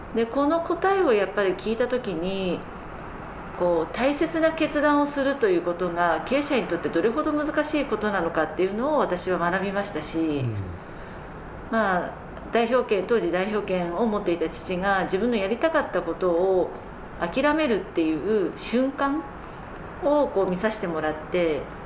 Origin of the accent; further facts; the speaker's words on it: Tokyo, Japan; also born or lived in Fukaya, Saitama / United States; 私あの東京で生まれるんですけれども